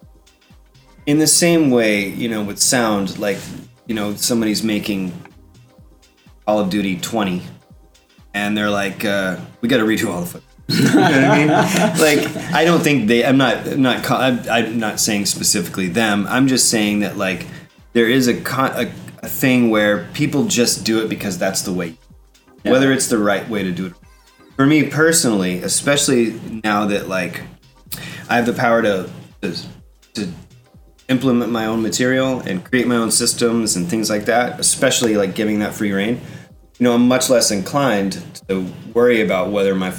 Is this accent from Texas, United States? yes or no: yes; Texas Panhandle, United States; I grew up in Panhandle of Texas.